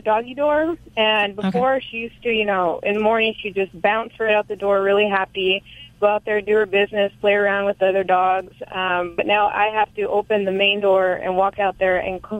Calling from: Visalia, California, United States; Well, I'm calling from Visalia, California.

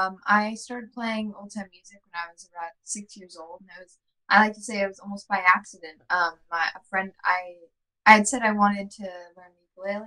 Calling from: Brooklyn, New York, United States; Hey, I'm calling in from Brooklyn, New York, over here in Crown Heights, Brooklyn, yeah.

